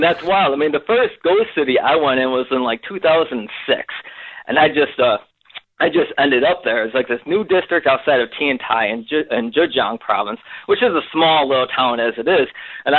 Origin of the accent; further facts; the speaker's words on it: Rochester, New York, United States; now in China; I grew up in the Great Lakes region of the USA, outside of Rochester, New York, which when I was, like, really young, was, like, this big, like, factory epicenter of the world, right?